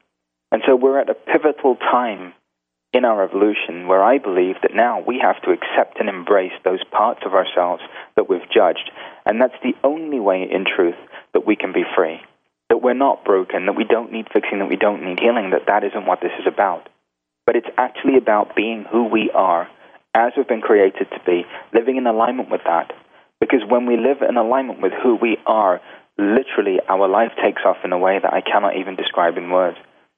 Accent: India; Now, being Indian also, on the weekends, you go see gurus and you watch Bollywood movies.

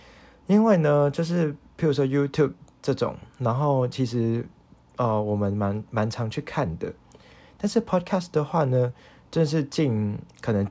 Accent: Hong Kong; now in Taiwan; 我不是一个台湾人，我是一个外籍生，我是一个香港人啦。

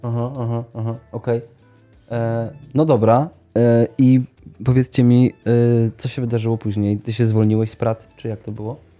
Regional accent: Sieraków, Greater Poland, Poland; z mojej miejscowości

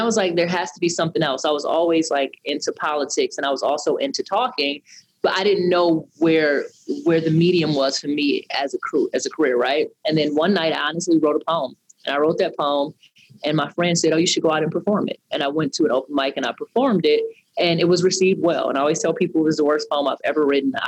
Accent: Detroit, Michigan, United States; I am from Detroit, Michigan, a Detroit native

